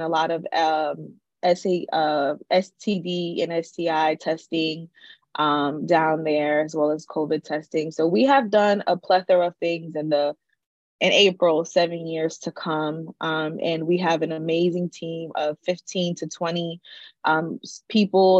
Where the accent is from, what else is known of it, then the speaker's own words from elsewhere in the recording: Newark, New Jersey, United States; I'm from Newark, born and raised